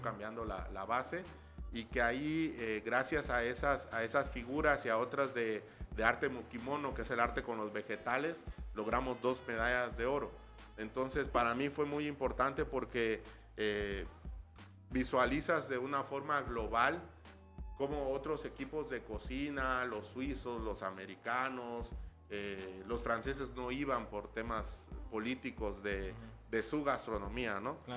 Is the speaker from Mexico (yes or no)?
yes; Tuxtla Gutiérrez, Chiapas, Mexico; moved away as an adult; also born or lived in Mexico City / San Miguel de Allende; toda mi infancia se desarrolló en San Roque